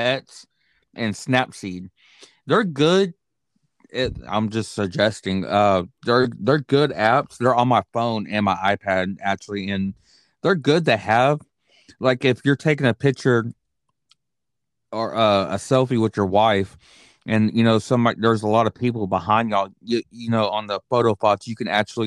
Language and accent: English; Texas, United States; I'm from Texas.